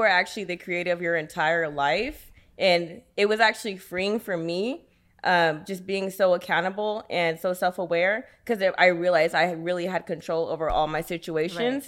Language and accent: English; Sacramento, California, United States; I'm from Sacramento, California.